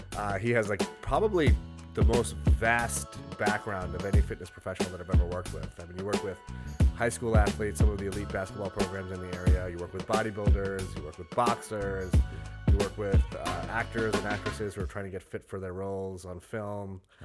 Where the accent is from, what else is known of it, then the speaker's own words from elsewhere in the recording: Salt Lake City, Utah, United States; moved away; also born or lived in Brooklyn; I grew up in Salt Lake City.